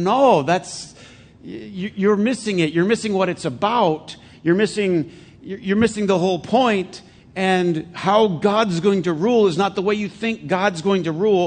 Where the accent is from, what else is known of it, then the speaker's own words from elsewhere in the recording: United States; I'm American